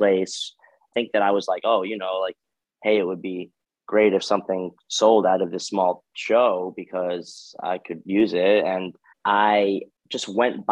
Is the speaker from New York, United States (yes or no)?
yes; Westchester, New York, United States; also born or lived in Bronx, New York; I'm from New York. I was born in the Bronx and I was raised in Westchester